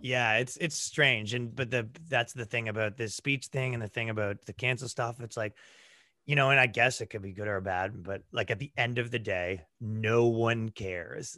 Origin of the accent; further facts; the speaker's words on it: Toronto, Ontario, Canada; moved away as an adult; now in United States; I grew up in, like, the, uh, right around Toronto